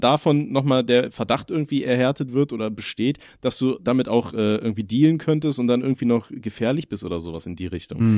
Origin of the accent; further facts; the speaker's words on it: Germany; als Deutscher